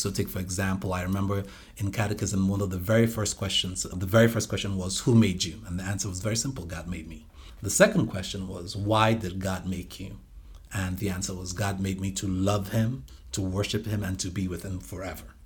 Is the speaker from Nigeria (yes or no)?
yes; Nigeria; moved away as an adult; also born or lived in United States / Atlanta / Washington, D.C.; now in Evansville, United States; My older brother and I were born here, but, you know, we went back with them. And I came back to the States about, uh, let's see here, my goodness, twenty-three years ago